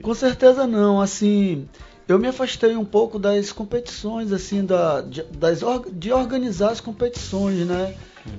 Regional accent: Fonte Boa, Amazonas, Brazil; now in Manaus, Brazil; são histórias lá do interior onde eu nasci, são, tem histórias ribeirinhas

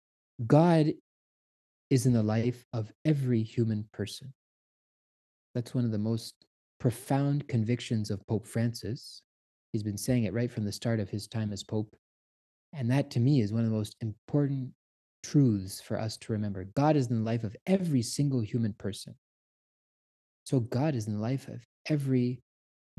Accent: Canada; I'm Canadian.

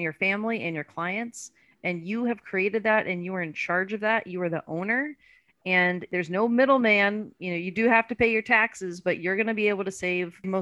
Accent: Louisiana, United States; accent: Louisiana; I'm from Louisiana too, right? So now my Louisiana accent's coming out

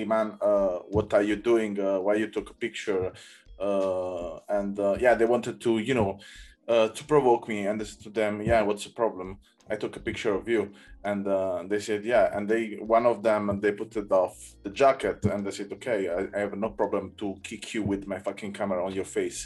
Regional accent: Naples, Campania, Italy; English is a second language; now in Berlin, Germany; I come from Naples, so I born in Naples

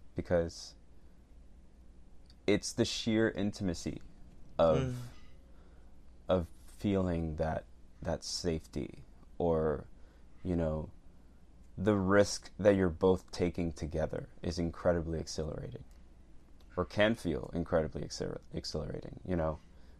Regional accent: Venezuela; born there; Well, technically, I am foreign. I was born in Venezuela, everybody.

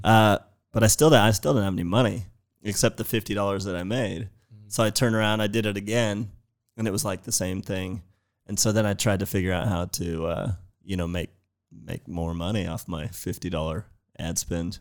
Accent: San Jose, California, United States; I'm from San Jose in the Bay

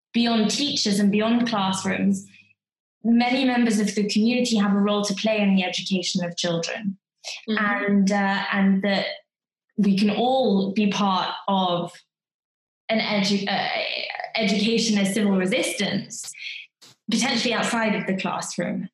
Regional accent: United Kingdom; as a British person

